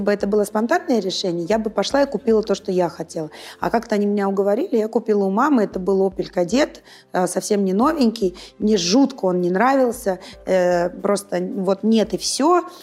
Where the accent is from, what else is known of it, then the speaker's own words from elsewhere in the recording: Saint Petersburg, Russia; moved away as an adult; now in Moscow, Russia; Я родилась в Санкт-Петербурге. Ну, в Ленинграде, а, росла